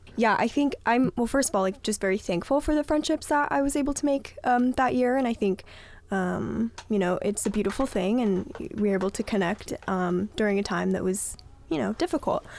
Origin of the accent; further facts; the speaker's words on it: Southern California, United States; I am from Southern California